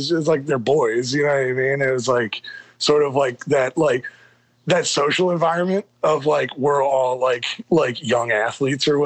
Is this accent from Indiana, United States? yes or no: no; New York, United States; now in Philadelphia, United States; Growing up in New York